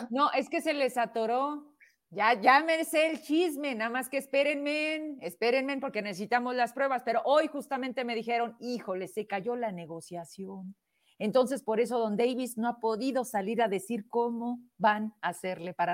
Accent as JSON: {"language": "Spanish", "region": "Zacatecas", "country": "Mexico", "said": "Yo soy orgullosamente zacatecana. Mis logros son de mi estado y mi municipio"}